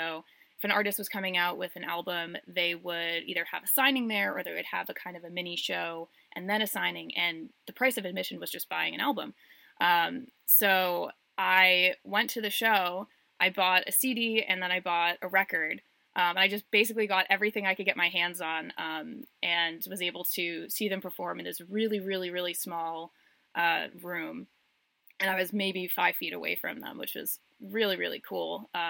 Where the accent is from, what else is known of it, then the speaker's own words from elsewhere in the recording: Boston, Massachusetts, United States; So I'm from Boston, but the band has a very special place in my heart